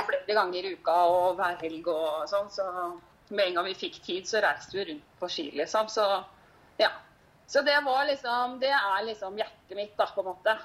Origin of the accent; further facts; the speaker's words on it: Horten, Vestfold, Norway; moved away as an adult; also born or lived in Gol, Hallingdal; now in Hallingdal, Norway; Jeg kommer jo fra Horten i mm. Vestfold